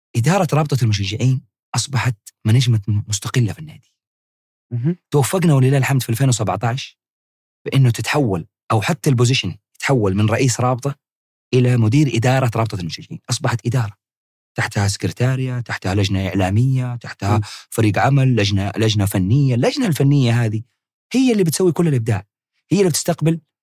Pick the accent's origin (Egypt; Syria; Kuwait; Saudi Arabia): Saudi Arabia; Hejaz; عندنا في الحجاز